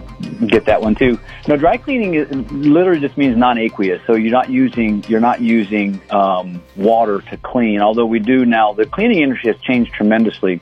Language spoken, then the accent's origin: English; Columbus, Ohio, United States; moved away as an adult; now in Las Cruces, United States; I grew up in Columbus, Ohio. I moved down here, 26, 27 years ago